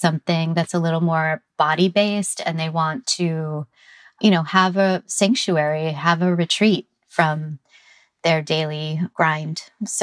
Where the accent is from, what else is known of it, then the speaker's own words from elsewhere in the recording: Green Bay, Wisconsin, United States; now in San Francisco, United States; I grew up in Green Bay, Wisconsin